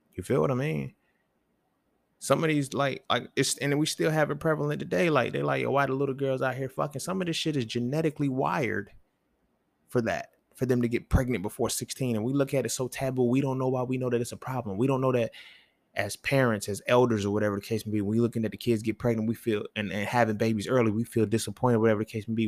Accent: the South, United States; I grew up in the South

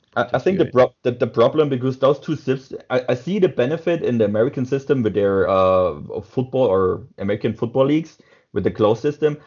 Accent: southwest Germany, Germany; me as a guy from Southwest Germany

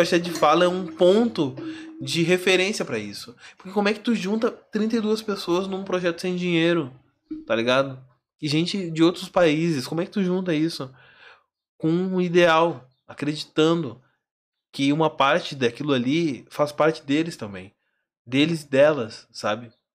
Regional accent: Alvorada, Rio Grande do Sul, Brazil; sou de Alvorada

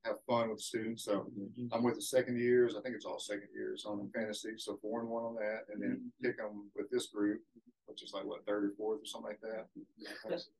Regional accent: Forest City, Arkansas, United States; I'm from Forest City, which is about 60 miles south of here. Graduated from Forest City High

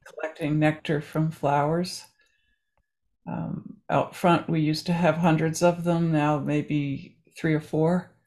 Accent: New Jersey, United States; we were growing up in New Jersey

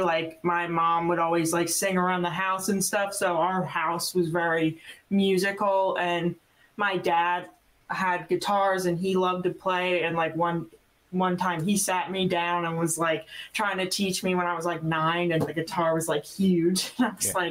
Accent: New Jersey, United States; accent: South Jersey; also born or lived in Florida; now in Nashville, United States; I'm originally from South Jersey

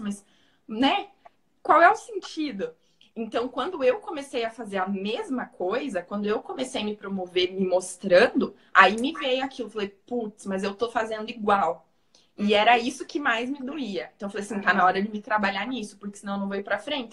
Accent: Paraná, Brazil; accent: Paraná; meu sotaque do Paraná é bem puxado

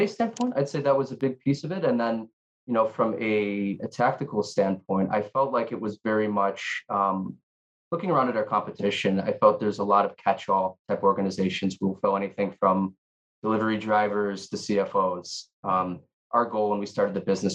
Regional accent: Chicago, Illinois, United States; moved away as an adult; now in Honolulu, United States; born and raised in Chicago, Illinois, been out here for about 9 years

